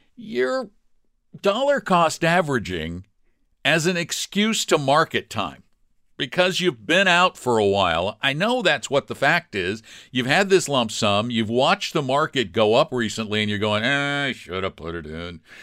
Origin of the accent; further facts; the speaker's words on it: Colorado, United States; I'm from Colorado